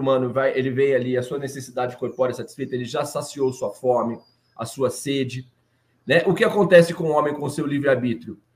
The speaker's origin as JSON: {"language": "Portuguese", "town": "Franca", "region": "São Paulo", "country": "Brazil", "said": "nós somos de Franca, {S0} né, na cidade {S1} de Franca, no interior de São Paulo."}